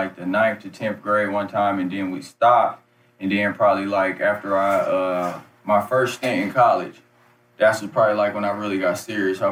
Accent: Flint, Michigan, United States; also born or lived in Detroit, Michigan; now in Kansas City, United States; I'm actually from Flint, Michigan

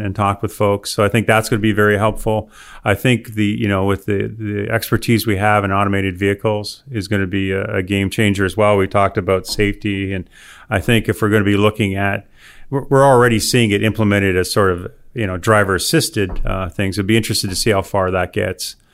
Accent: Windsor, Ontario, Canada; also born or lived in Alberta / Nebraska / Texas; now in Auburn, United States; I grew up in Windsor, Ontario, which is right across from Detroit

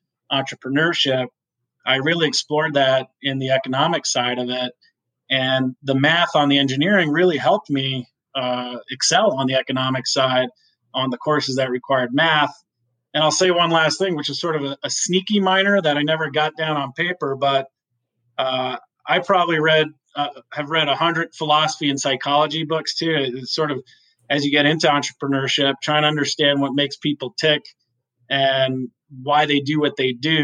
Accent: New York, United States; I grew up in New York and went to a math and science high school

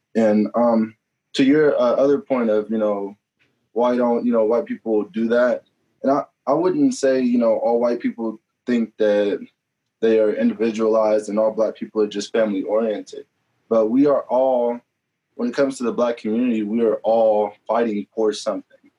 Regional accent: Topeka, Kansas, United States; moved away as an adult; now in Pittsburg, Kansas, United States; I grew up, I'm from Topeka, Kansas

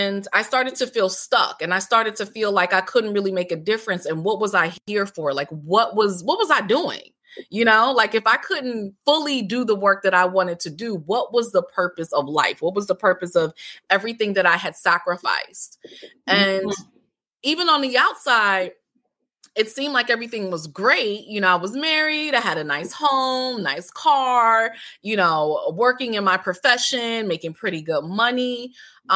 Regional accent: Connecticut, United States; moved away as an adult; also born or lived in Washington, D.C. / Maryland; now in D.C./Maryland area, United States; I'm originally from Connecticut

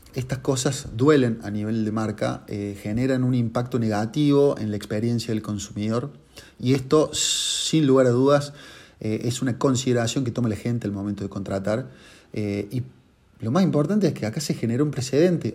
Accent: Córdoba, Argentina; Yo soy de Córdoba

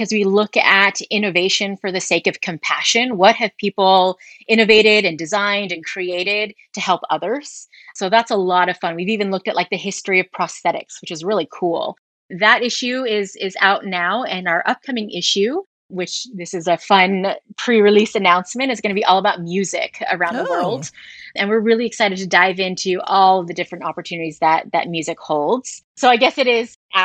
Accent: San Mateo, California, United States; moved away as an adult; also born or lived in Oakland, California; I was born and raised in San Mateo

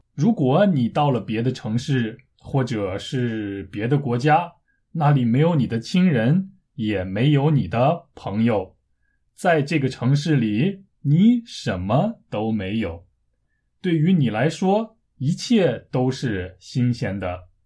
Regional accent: China; moved away as an adult; now in South Korea; 虽然我是中国人，但是我一直住在韩国，从十九岁开始到现在已经十多年了

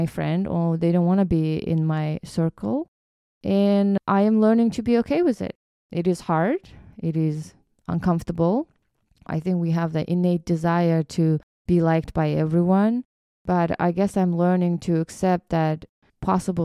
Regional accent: Kyrgyzstan; moved away; me growing up in Kyrgyzstan

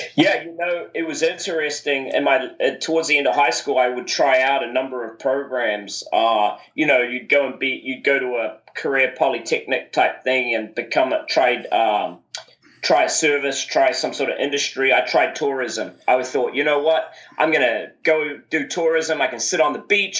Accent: New Zealand; growing up uh, in New Zealand is a is a wonderful place, definitely to grow up

